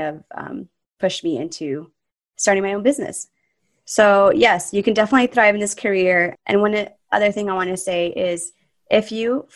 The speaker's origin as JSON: {"language": "English", "region": "Southern California", "country": "United States", "moved": "yes", "said": "I'm originally from Southern California"}